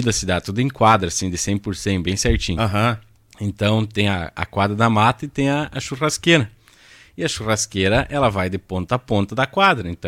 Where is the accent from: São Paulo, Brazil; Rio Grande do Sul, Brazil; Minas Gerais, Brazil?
Rio Grande do Sul, Brazil; Ibiaçá; Eu sou natural de Ibiaçá.